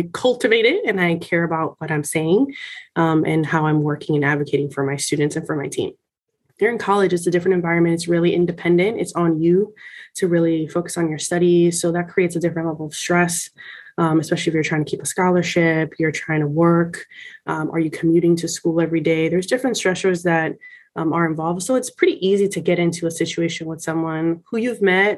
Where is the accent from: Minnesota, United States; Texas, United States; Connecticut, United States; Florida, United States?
Florida, United States; Miami; I'm Puerto Rican, I'm from Miami